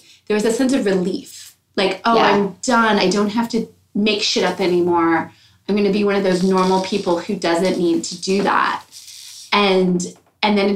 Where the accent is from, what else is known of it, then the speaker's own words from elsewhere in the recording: United States; moved away as an adult; also born or lived in Minneapolis; now in Smithers, Canada; I was born in the United States